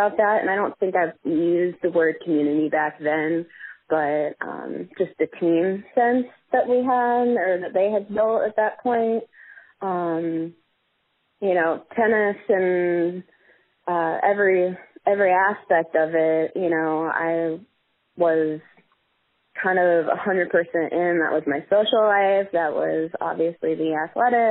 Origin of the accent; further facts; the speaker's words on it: Marietta, Georgia, United States; moved away as an adult; also born or lived in Asheville, North Carolina; I grew up in Marietta, Georgia, which is just north of Atlanta by about 20, 30 minutes